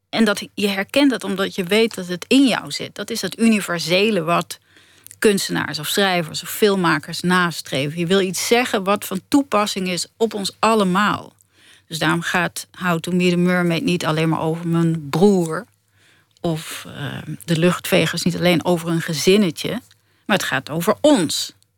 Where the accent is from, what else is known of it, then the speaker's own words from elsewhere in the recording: Netherlands; ik ben ook een Nederlander